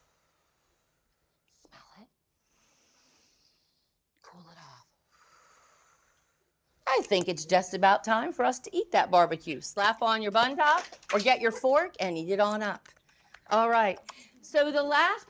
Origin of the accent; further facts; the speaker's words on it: North Carolina, United States; I'm from North Carolina.